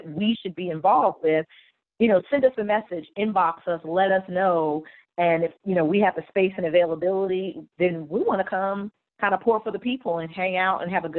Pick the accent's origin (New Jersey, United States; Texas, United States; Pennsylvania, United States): New Jersey, United States; Like I said, we go, I'm born and raised in New Jersey. So I go back to New Jersey and do events. My grandma's still there, aunts, uncles, cousins.